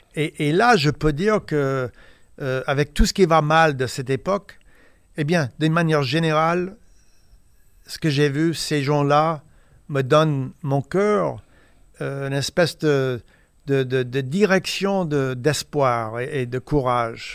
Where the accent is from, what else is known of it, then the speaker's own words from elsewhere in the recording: Indiana, United States; French is a second language; moved away as an adult; also born or lived in Paris; américain d'Indiana